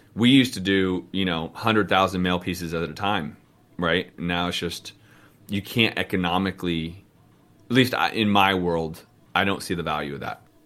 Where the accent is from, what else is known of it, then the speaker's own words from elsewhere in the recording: Bay Area, California, United States; Yeah, the Bay Area, dude. That's us. I'm from there, bro.